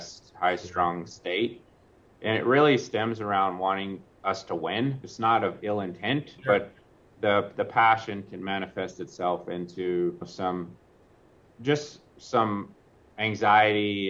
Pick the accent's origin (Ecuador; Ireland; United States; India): United States; Kentucky; I grew up in Kentucky, and so I legitimately humble beginnings